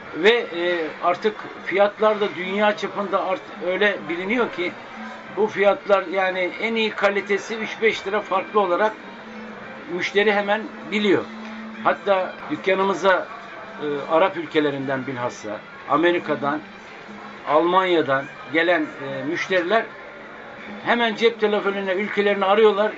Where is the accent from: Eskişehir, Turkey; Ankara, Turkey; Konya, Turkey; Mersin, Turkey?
Konya, Turkey; Akşehir; now in Istanbul, Turkey; ben Akşehirliyim.